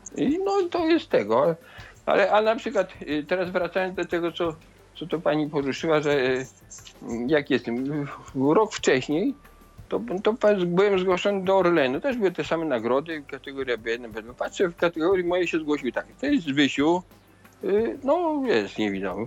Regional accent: Zamość region, Lublin Voivodeship, Poland; moved away; te dzieci zamojszczyzny to taka wyjątkowa dla mnie sytuacja, bo to moje rodzinne strony.

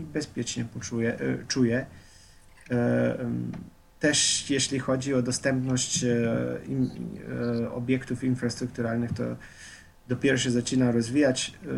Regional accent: Slovenia; Polish is a second language; moved away as an adult; now in Warsaw, Poland; jak ja już wyjechałem powoli ze Słowenii

